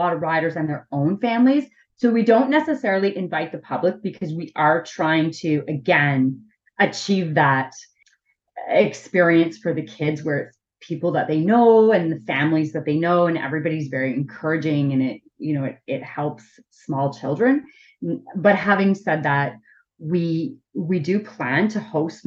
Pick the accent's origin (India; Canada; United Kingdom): Canada; Ottawa, Ontario; I grew up in Ottawa, so I was really, really like in the city.